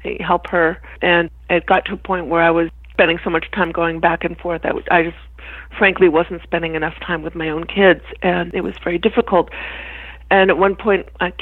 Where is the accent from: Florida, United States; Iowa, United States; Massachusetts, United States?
Massachusetts, United States; Boston; moved away as an adult; also born or lived in New York; now in Boston, United States; I grew up in Boston, Massachusetts.